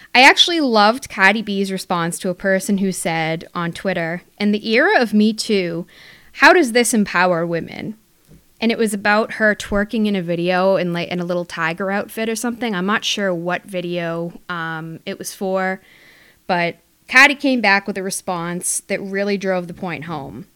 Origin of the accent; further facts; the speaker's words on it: Massachusetts, United States; my home state, Massachusetts